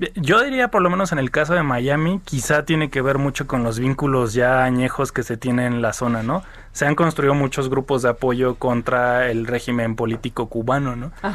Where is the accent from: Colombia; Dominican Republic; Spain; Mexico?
Mexico; nosotros como mexicanos